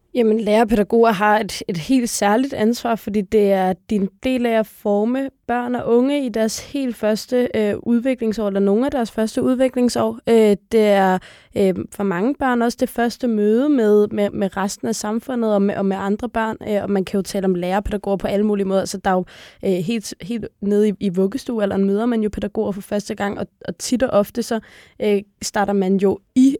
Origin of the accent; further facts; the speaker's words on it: Copenhagen, Capital Region of Denmark, Denmark; er født og opvokset på Nørrebro i København